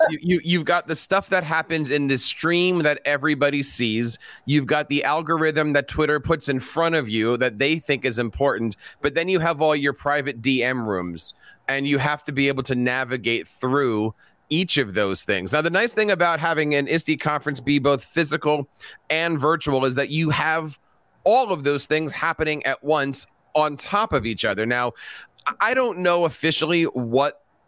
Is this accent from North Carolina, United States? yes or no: no; Philadelphia, Pennsylvania, United States; my hometown of Philadelphia